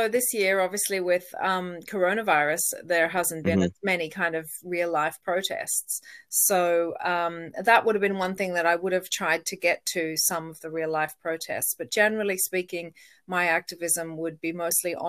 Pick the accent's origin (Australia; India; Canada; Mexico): Australia; also born or lived in Donegal, Ireland; now in Ireland; I am originally Australian.